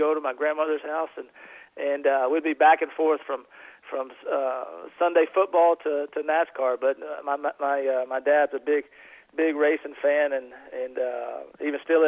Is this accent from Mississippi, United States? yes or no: yes; Tupelo, Mississippi, United States; I grew up in Tupelo, Mississippi